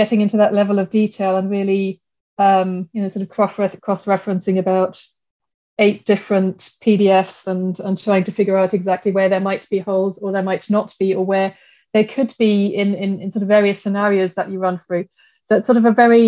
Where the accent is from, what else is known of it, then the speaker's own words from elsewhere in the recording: Germany; moved away as an adult; also born or lived in Sheffield; now in London, United Kingdom; I grew up in Germany